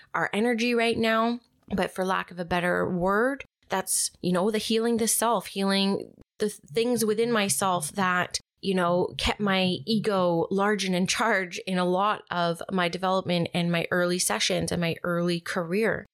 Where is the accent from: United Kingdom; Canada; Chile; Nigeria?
Canada; Vancouver, British Columbia; also born or lived in Squamish; I was born and raised in Vancouver.